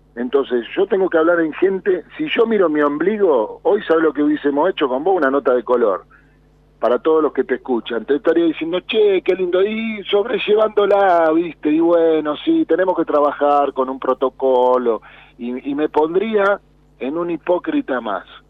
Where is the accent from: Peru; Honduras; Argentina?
Argentina; Villa Carlos Gardel, Buenos Aires; Yo soy un simple peluquero que aprendí, salí de la Villa Carlos Gardel